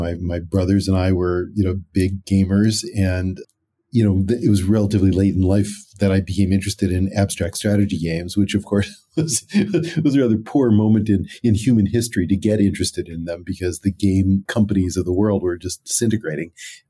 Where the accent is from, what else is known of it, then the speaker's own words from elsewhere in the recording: California, United States; eventually went to UCLA as an undergraduate, which was only about 30 minutes away from where I grew up in the San Gabriel Valley.